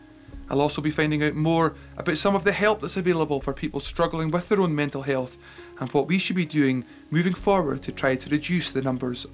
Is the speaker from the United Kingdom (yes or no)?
yes; Lochaber, Scotland, United Kingdom; childhood here in Lochaber was pretty much idyllic